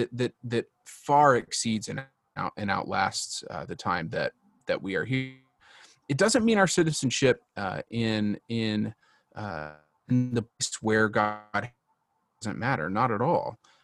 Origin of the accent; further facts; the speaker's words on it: Texas, United States; now in Washington, D.C., United States; my citizenship is as a Texan of the right. Republic of Texas, right?